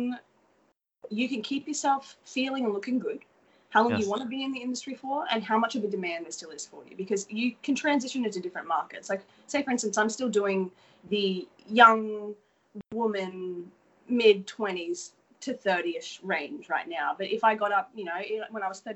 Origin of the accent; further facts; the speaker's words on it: Australia; accent: Australian; moved away as an adult; now in Los Angeles, United States; I'm from Australia